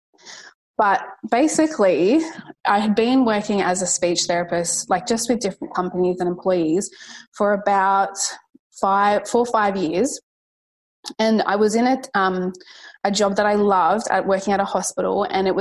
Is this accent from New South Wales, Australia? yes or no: yes; Sydney, New South Wales, Australia; I am from Sydney out west. I live around Penrith area